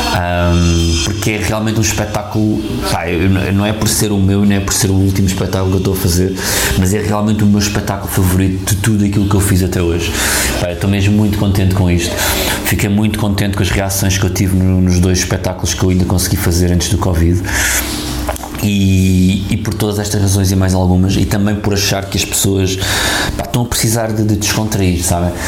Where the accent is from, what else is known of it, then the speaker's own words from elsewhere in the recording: Lisbon, Portugal; Lisboa, a minha terra